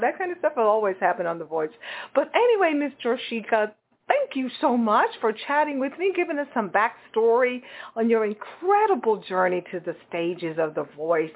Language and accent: English; Texas, United States; am from Texas, and I know exactly where Killeen, Texas is